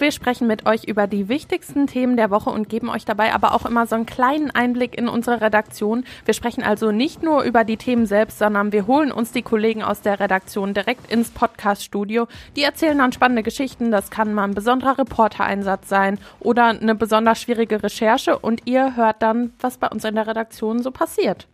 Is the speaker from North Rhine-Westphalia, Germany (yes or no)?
yes; Herne, North Rhine-Westphalia, Germany; wir kommen ursprünglich nämlich aus Herne